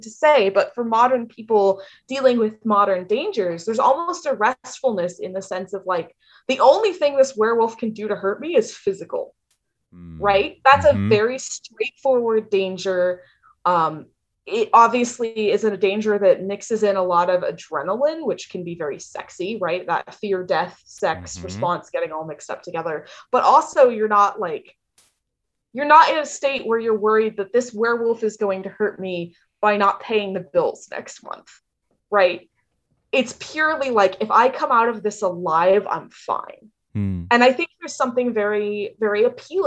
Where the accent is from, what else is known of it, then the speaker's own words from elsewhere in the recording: the South, United States; I grew up in the South